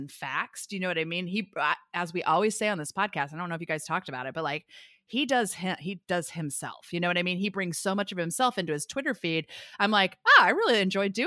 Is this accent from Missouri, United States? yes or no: yes; Missouri, United States; moved away; I'm from Missouri originally